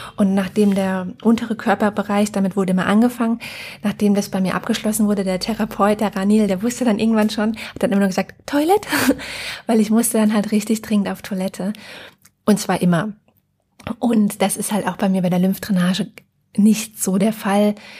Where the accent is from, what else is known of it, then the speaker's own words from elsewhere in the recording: Germany; bei uns in Deutschland